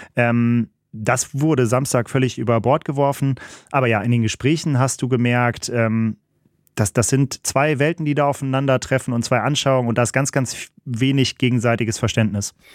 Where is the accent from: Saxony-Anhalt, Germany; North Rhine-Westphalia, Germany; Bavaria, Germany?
North Rhine-Westphalia, Germany; Also ich komme ja aus, hier aus NRW